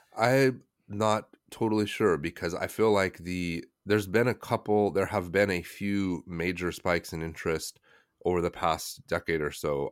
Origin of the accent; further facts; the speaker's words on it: United States; moved away as an adult; also born or lived in China; I'm American, just straight as American as you could get